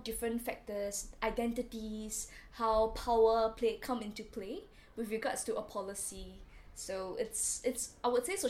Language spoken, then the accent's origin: English; Singapore; moved away as an adult; also born or lived in Warwick, United Kingdom; now in London, United Kingdom; I am a master's student in UCL right now, doing social development practice, and I'm from Singapore.